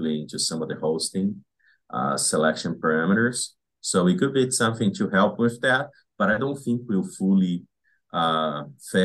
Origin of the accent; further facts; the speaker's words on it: Brazil; moved away as an adult; now in Wisconsin, United States; I grew up in Brazil where planting alfalfa is very hard.